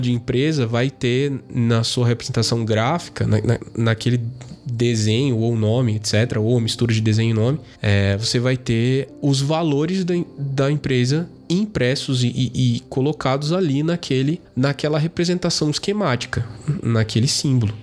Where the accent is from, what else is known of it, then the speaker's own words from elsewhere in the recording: interior of São Paulo, Brazil; now in Brasília, Brazil; Mas eu sou do interior de São Paulo